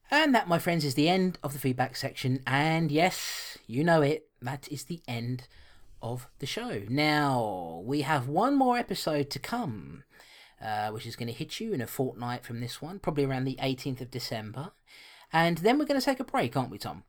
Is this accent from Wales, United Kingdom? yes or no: no; London, United Kingdom; I was born and bred in London